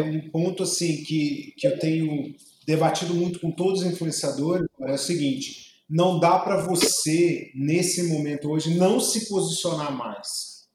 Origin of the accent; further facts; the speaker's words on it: Juiz de Fora, Minas Gerais, Brazil; now in Palmas, Brazil; eu sou de Juiz de Fora e tenho muito orgulho de ser mineiro, porque Minas realmente é minha raiz total